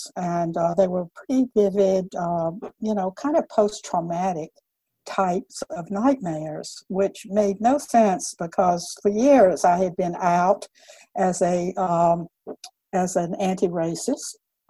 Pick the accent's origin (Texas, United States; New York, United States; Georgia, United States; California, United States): Georgia, United States; Columbus; I grew up in Columbus, Georgia, in the 40s and the 50s